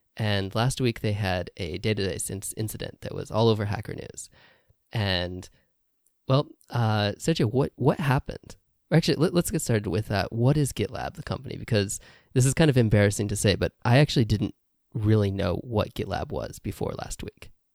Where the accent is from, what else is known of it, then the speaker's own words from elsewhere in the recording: Indiana, United States; moved away as an adult; now in Japan; I grew up in Indiana in the U S